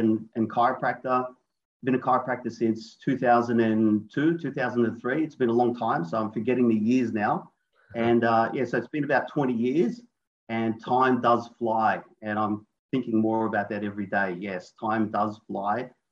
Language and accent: English; Sydney, New South Wales, Australia; I'm from Sydney, Australia